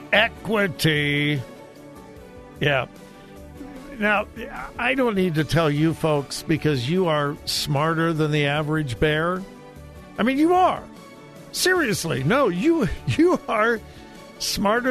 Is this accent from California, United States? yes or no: yes; Los Angeles, California, United States; I grew up in the Los Angeles area